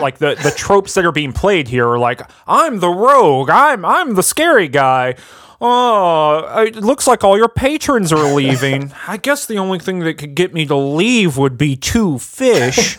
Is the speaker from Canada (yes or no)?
no; the South, United States; I'm from the South